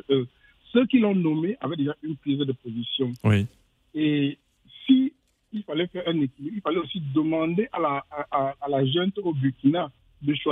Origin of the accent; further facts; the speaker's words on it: Niger; Moi, je suis un Nigérien